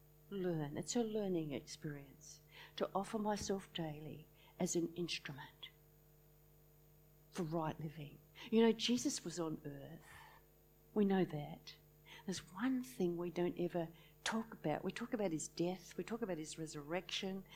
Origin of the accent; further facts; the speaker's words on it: Launceston, Tasmania, Australia; I was brought up in Launceston a long time ago